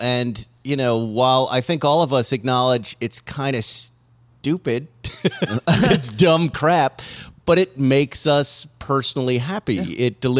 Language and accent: English; New England, United States; I'm from New England.